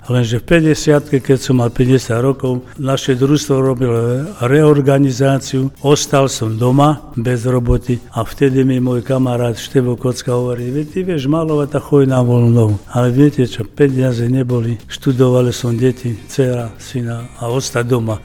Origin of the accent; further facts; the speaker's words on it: Brusno, Banská Bystrica Region, Slovakia; moved away as an adult; also born or lived in Košice; now in Banská Bystrica, Slovakia; Pochádzam z krásnej dedinky Brus jasno.